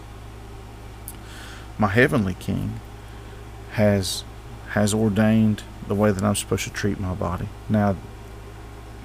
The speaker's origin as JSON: {"language": "English", "country": "United States", "said": "As an American"}